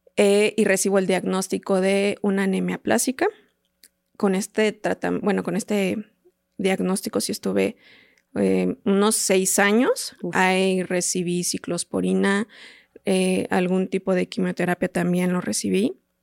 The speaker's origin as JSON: {"language": "Spanish", "town": "Teoloyucan", "region": "State of Mexico", "country": "Mexico", "said": "yo soy de Teoloyucan, del Estado de México"}